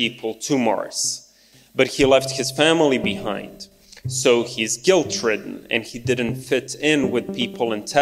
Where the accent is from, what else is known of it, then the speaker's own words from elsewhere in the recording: Belgrade, Serbia; I grew up in New Belgrade, which is a very brutalist environment, modernist architecture